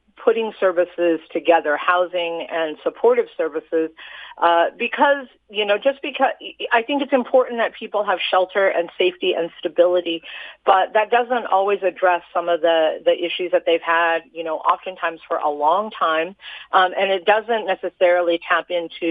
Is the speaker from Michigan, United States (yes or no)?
no; Utah, United States; I grew up here in Utah